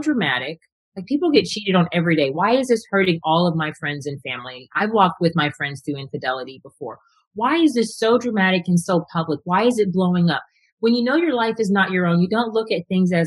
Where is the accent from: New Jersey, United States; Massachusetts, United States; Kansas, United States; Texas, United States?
Texas, United States; I was a problem child growing up in Texas as a Black girl in a white school.